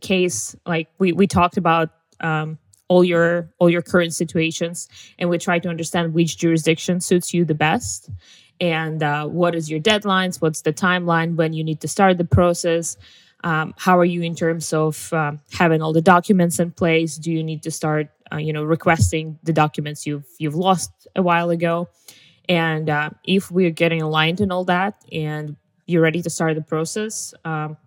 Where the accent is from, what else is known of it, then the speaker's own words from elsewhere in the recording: Russia; moved away as an adult; also born or lived in United States; being a Russian tourist in the US